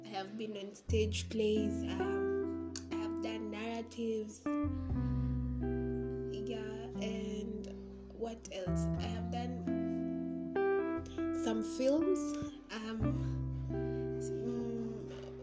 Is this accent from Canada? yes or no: no; Kenya; I am a Kenyan by birth.